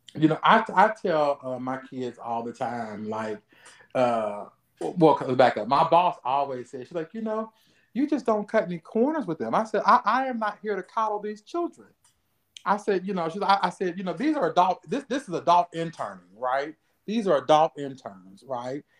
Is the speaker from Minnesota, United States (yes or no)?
no; Ohio, United States; moved away; I'm from Ohio